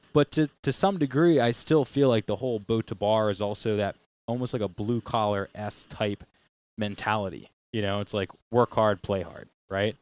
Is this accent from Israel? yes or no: no; Matunuck, Rhode Island, United States; I grew up down on Matuna Kea off of, um, Park Ave.